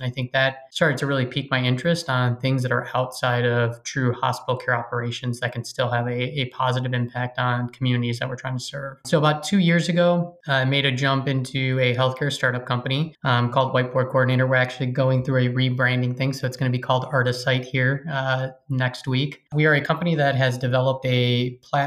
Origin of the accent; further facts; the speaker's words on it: Chicago, Illinois, United States; also born or lived in St. Louis; Born and raised in Chicago